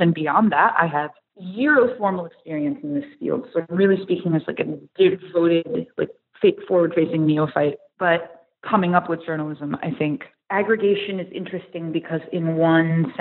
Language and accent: English; Watertown, New York, United States; accent: Canadian; moved away as an adult; also born or lived in Syracuse, New York / Potsdam, New York; now in New York City, United States; I'm from upstate New York. I'm from a town that's about an hour and a half north of Syracuse called Watertown